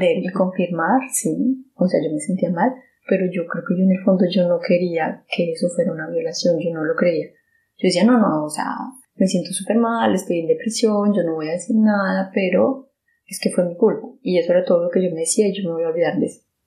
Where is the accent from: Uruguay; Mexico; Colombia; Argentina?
Colombia; moved away; el país donde yo nací, en Colombia